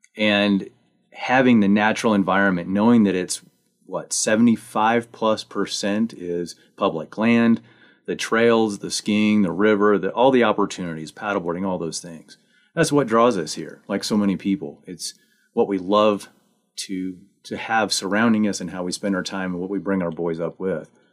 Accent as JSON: {"language": "English", "region": "Missouri", "country": "United States", "tie": "born or raised there", "also_born_or_lived": "Manitou Springs, Colorado", "moved": "yes", "lives_now": "Buena Vista, United States", "said": "I actually grew up in Missouri"}